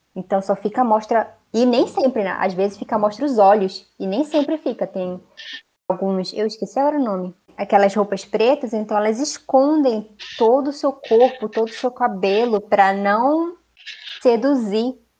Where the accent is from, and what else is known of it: Amazonas, Brazil; also born or lived in Manaus